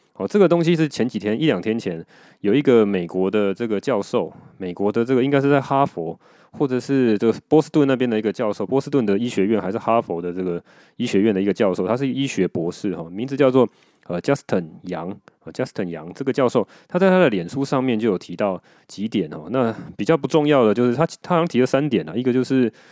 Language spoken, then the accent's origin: Chinese; Taiwan; 我们台湾人